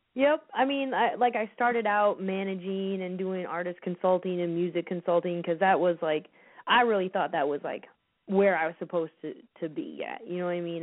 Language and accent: English; United States; also born or lived in Chicago; I'm from the Quad Cities